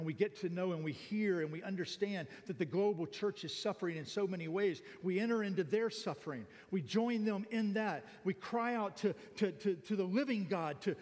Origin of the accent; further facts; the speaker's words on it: United States; now in Thailand; I'm an American living in Thailand